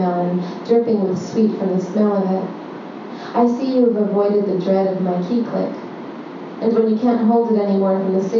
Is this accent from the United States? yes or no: yes; New York City, New York, United States; moved away as an adult; now in Brooklyn, United States; growing up in Long Island City and Astoria